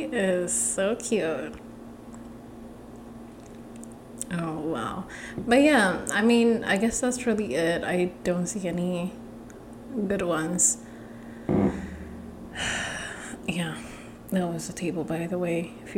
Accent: Ethiopia; I'm from Ethiopia

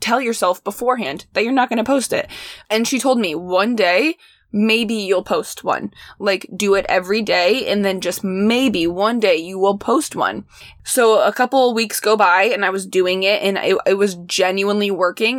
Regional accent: Midwest, United States; growing up in the Midwest

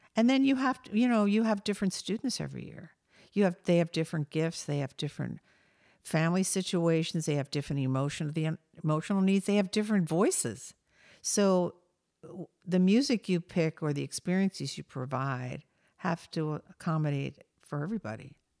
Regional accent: Delaware, United States; I grew up in Delaware

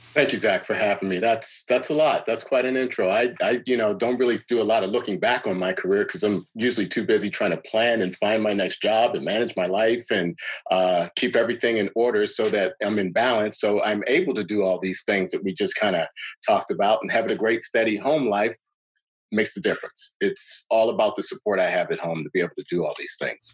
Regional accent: Pittsburgh, Pennsylvania, United States; I was born and raised in Pittsburgh

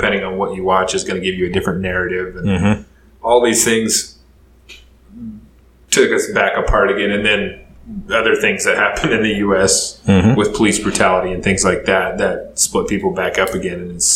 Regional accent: Idaho, United States; growing up in Idaho, there was not many black kids. We had a few kids at school, and I was friends with a lot of them

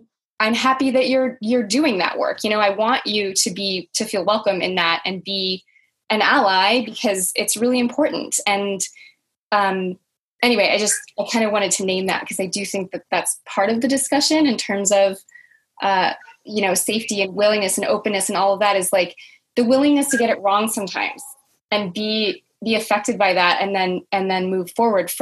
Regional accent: United States; I grew up in America and I'm white

